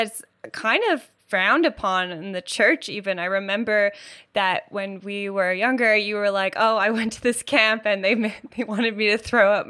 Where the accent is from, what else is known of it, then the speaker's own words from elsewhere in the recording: Canada; So there was this camp. It was in the States. We're Canadian, but it was across the border